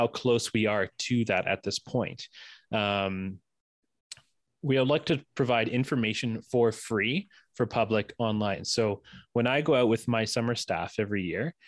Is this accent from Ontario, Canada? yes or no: yes; Ontario, Canada; now in Alberta, Canada; I'm originally from Ontario